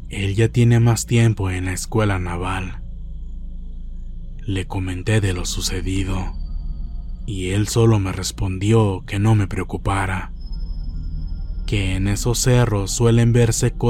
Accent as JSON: {"language": "Spanish", "town": "Monterrey", "region": "Nuevo León", "country": "Mexico", "said": "Soy de Monterrey, Nuevo León. Actualmente tengo 51 años y lo que me pasó fue cuando tenía 10 u 11 años. En aquel entonces vivíamos en Guadalupe, Nuevo León, con mi madre."}